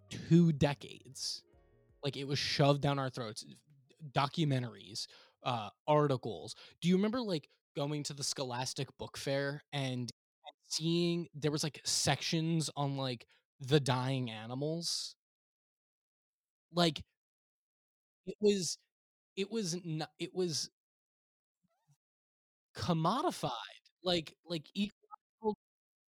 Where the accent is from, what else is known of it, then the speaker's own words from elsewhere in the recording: South Shore of Long Island, New York, United States; I grew up in the South Shore of Long Island